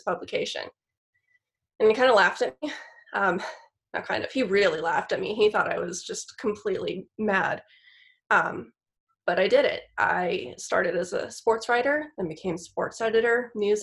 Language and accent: English; Los Angeles, California, United States; accent: Valley girl; moved away as an adult; now in Sonoma, United States; Born and raised down in the San Fernando Valley.